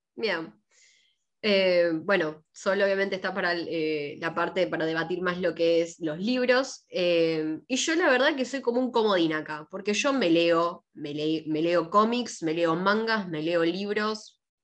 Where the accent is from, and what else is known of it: Argentina